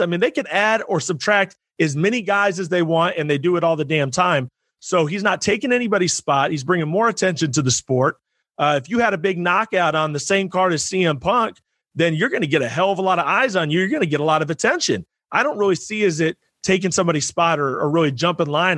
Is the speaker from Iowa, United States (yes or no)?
yes; Iowa, United States; also born or lived in Rockwell City, Iowa / Fort Dodge, Iowa; I grew up in Iowa as well. I live up in, uh, or I used to live up in Northwest Iowa and uh, Rockwell City and Fort Dodge, that area up there.